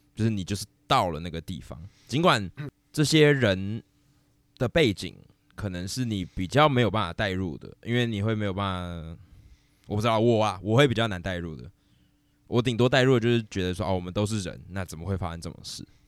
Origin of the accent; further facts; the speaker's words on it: Taiwan; 我是台湾人